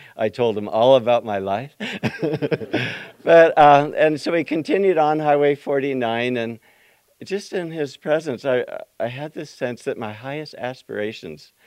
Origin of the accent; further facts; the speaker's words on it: Yuba City, California, United States; growing up in Yuba City